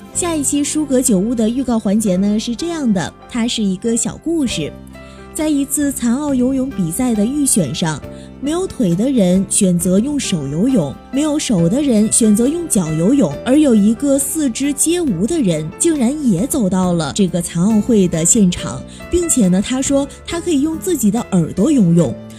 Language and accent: Chinese; China; 我们中国人的骨子里就是含蓄的